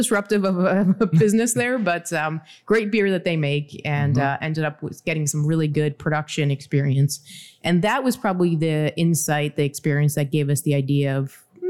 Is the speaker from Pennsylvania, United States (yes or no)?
yes; Philadelphia, Pennsylvania, United States; now in Pittsburgh, United States; I'm from Philadelphia.